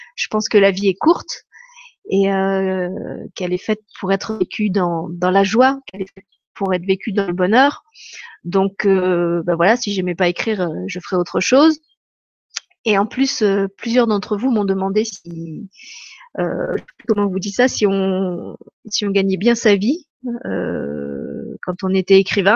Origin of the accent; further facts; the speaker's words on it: France; moved away as an adult; now in Luxembourg; je suis pas luxembourgeoise, mais je suis française.